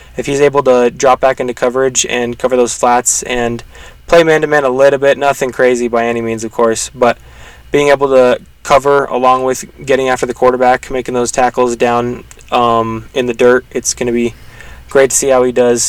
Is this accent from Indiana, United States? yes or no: no; Colorado, United States; I'm actually from Colorado